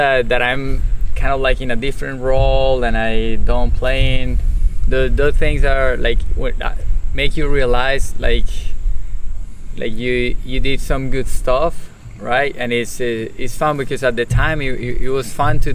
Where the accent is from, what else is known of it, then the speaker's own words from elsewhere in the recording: Colombia; English is a second language; moved away as an adult; now in Charlotte, United States; I'm from Colombia